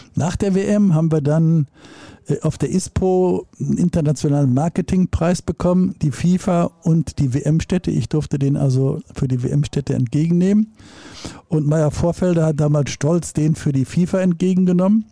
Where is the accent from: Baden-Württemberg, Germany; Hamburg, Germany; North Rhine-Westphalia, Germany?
North Rhine-Westphalia, Germany; Dortmund; Dortmund, meiner Heimatstadt